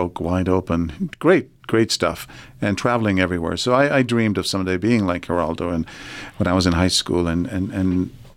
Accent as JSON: {"language": "English", "region": "Texas", "country": "United States", "said": "The family, by the way, has been in Texas for seven generations"}